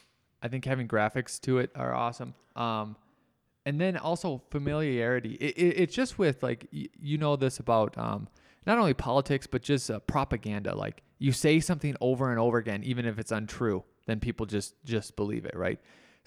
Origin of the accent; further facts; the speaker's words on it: Minnesota, United States; I come from Minnesota. I've used Minnesota so many times when they're on the lake.